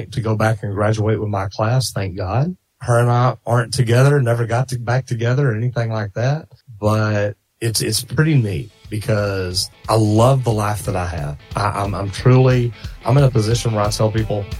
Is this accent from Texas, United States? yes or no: yes; Dallas, Texas, United States; I grew up in Dallas and I grew up in the 70s